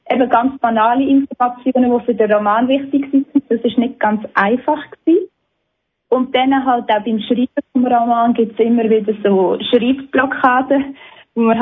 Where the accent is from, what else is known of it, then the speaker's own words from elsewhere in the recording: Surbtal, Aargau, Switzerland; Ich bin selber im Surtal aufgewachsen und bin halt schon als Kind mit dieser jüdischen Geschichte und dieser Vergangenheit konfrontiert worden